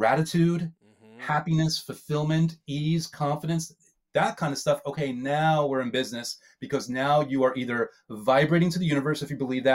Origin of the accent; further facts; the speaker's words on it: New York, United States; I'm a New Yorker